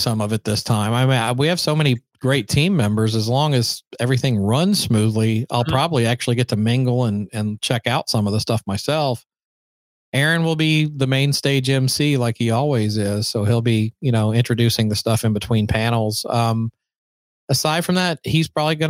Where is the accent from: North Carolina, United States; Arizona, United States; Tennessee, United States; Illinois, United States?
Tennessee, United States; Nashville; now in Los Angeles, United States; growing up in Nashville, because Nashville 1987 was not anything like it is today